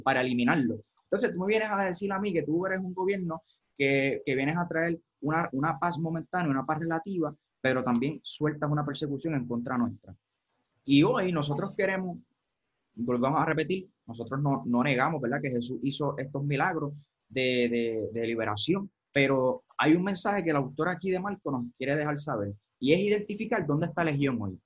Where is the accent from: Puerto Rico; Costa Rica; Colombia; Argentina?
Puerto Rico; los que somos puertorriqueños